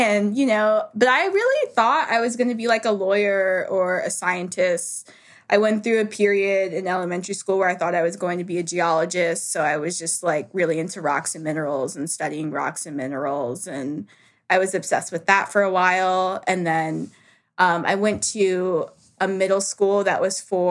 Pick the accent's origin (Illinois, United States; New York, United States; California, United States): New York, United States; New York City; also born or lived in Harlem, New York; I grew up in New York. I was born in Harlem, and I grew up in the South Bronx, but I lived in Harlem until I was 5.